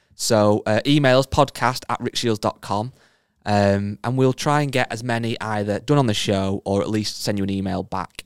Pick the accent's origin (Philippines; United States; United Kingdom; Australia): United Kingdom; England; I'm English